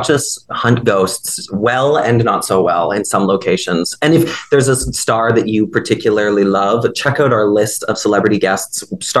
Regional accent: Peterborough, Ontario, Canada; I'm from Peterborough, Ontario, you know, true Canadian. Yeah, small town.

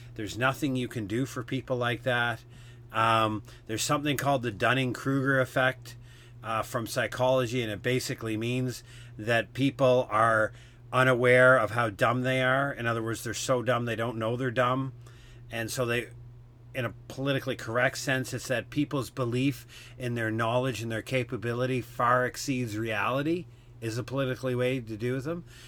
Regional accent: Canada; I'm a Canadian

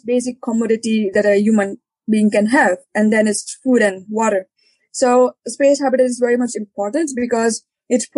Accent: India; moved away as an adult; also born or lived in Leeds, United Kingdom / Denmark / Uganda; I started my education when I was 18 and I left India. I'm from India. I was born in India

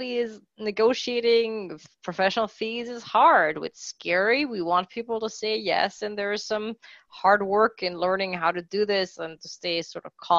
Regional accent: Mexico City, Mexico; I grew up in Mexico City

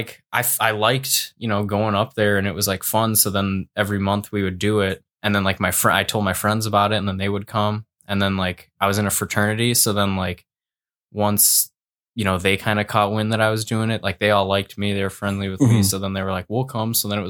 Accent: Rochester Hills, Michigan, United States; So then I started hitting more mics like around Detroit area. I'm from Rochester Hills.

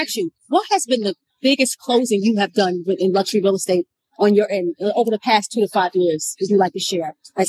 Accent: New York City, New York, United States; Nicole is a true New Yorker, like myself.

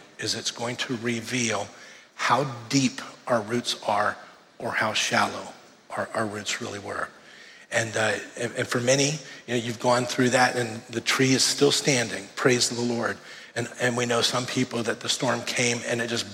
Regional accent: Miami, Florida, United States; moved away; So I grew up in Miami, and in 1992, I was in Hurricane Andrew.

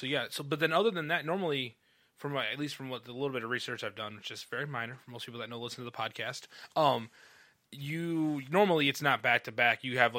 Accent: Midwest, United States; it's weird as a Midwesterner to say this, is like most racing is shut down.

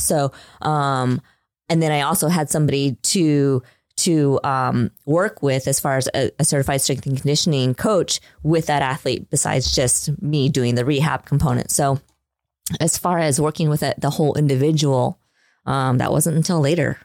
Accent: Midwest, United States; I was raised in the Midwest. I went to high school in the Midwest in a very small town.

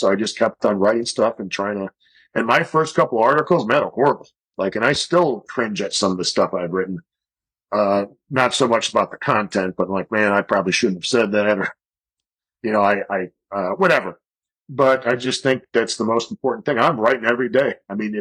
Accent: Chicago, Illinois, United States; moved away as an adult; also born or lived in Colorado Springs, Colorado / Tucson, Arizona; I grew up in Chicago.

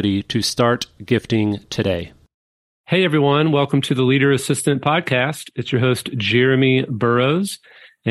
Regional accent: Kansas City, United States; moved away; also born or lived in St. Louis, Missouri; I'm actually from Kansas City, but I lived in St. Louis for about 16 years

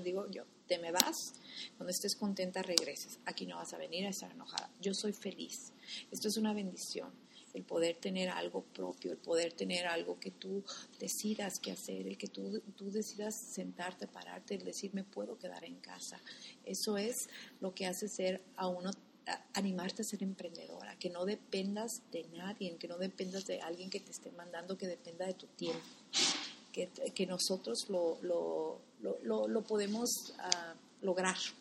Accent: Guadalajara, Jalisco, Mexico; also born or lived in Cuautla, Jalisco; now in United States; somos de originarios de Cuautla, Jalisco. Nos criamos en Guadalajara

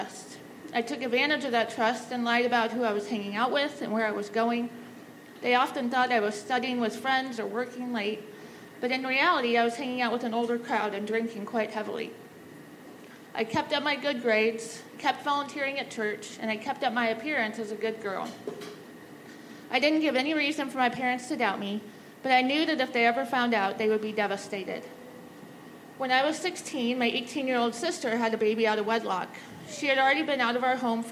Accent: Omaha, Nebraska, United States; I grew up in Omaha and attended the same Lutheran church through high school.

